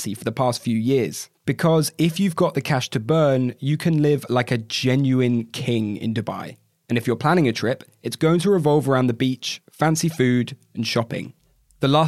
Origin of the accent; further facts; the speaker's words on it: United Kingdom; As a Brit